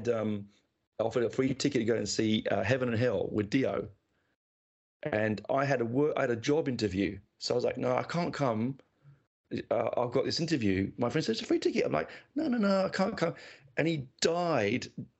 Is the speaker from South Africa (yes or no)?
no; Canberra, Australian Capital Territory, Australia; It was a doubleheader in my hometown of Canberra, a tiny little Canberra.